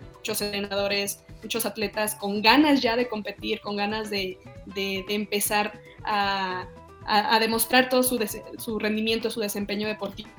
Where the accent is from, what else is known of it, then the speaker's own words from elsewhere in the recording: Mexico; como mexicanos